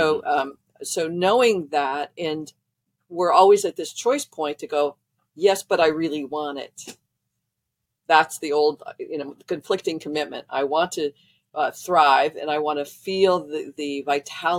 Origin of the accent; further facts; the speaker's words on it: Midwest, United States; I grew up in the Midwest